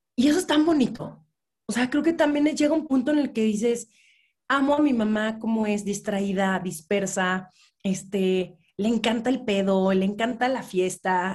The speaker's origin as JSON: {"language": "Spanish", "region": "Mexico City", "country": "Mexico", "tie": "born or raised there", "said": "yo nací, crecí en la Ciudad de México"}